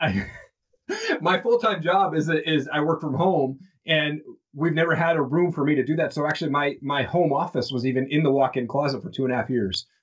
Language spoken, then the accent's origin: English; Eastern Washington, United States; all these people that I was connected to from Eastern Washington as growing up